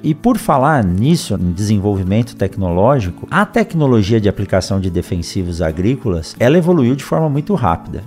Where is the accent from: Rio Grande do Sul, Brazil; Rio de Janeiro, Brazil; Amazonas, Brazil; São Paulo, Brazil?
São Paulo, Brazil; Eu também nasci em São Paulo, no meio dessa selva de pedras, não tinha nenhum contato direto com o campo